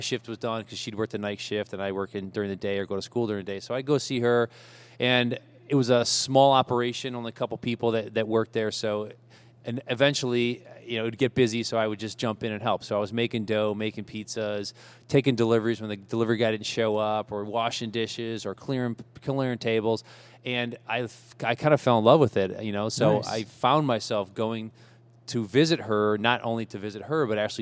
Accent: Cleveland, Ohio, United States; I'm a Clevelander, born and raised in Cleveland.

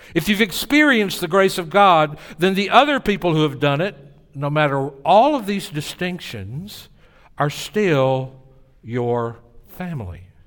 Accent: Tennessee, United States; accent: Southern; moved away as an adult; also born or lived in New Orleans; "Well, in Tennessee."

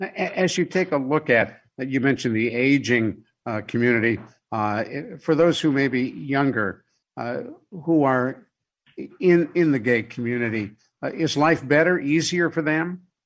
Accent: Cleveland, Ohio, United States; growing up in Cleveland, there were places we couldn't go

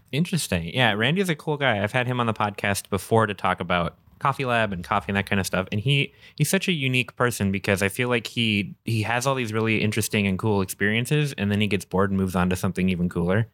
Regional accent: Minnesota, United States; now in Wisconsin, United States; we're in Wisconsin, I'm from Minnesota, so that, the whole culture is still weird to me.

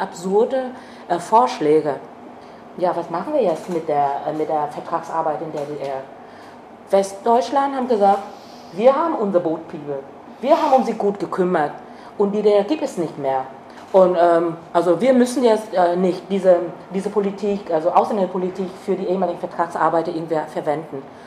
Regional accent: Vietnam; German is a second language; also born or lived in East Germany; now in Germany; hätte ich niemals als ähm, Vietnamesin

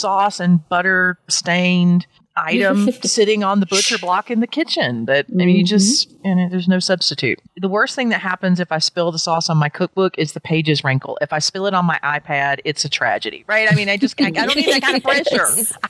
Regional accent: Georgia, United States; what I grew up eating in South Georgia

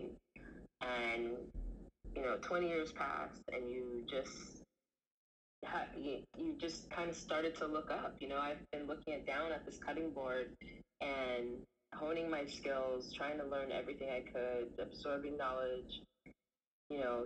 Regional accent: Los Angeles, California, United States; also born or lived in Antelope Valley / Santa Monica; I'm born and raised in Los Angeles, right? We moved to the Antelope Valley when I was 7 years old.

